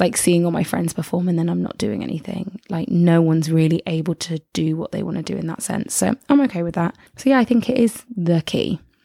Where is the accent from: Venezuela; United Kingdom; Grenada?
United Kingdom; England; I'm from England